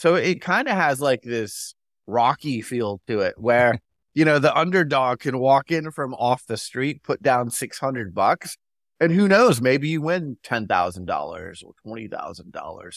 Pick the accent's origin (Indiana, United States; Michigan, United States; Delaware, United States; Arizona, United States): Arizona, United States; Phoenix; I'm from Phoenix